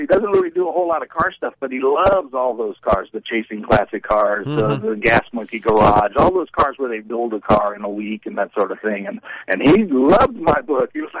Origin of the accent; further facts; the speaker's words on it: Louisiana, United States; I'm from Louisiana